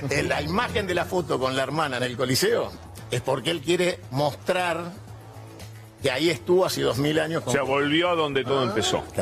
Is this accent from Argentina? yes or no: yes; Argentina; yo soy nacionalista argentino